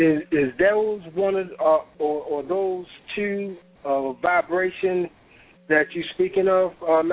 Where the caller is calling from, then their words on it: Baltimore, Maryland, United States; I'm calling from Baltimore.